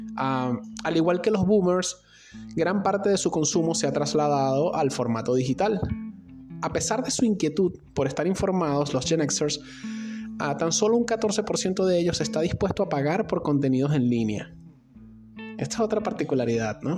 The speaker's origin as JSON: {"language": "Spanish", "country": "Venezuela", "said": "al otro lado de la frontera de mi país"}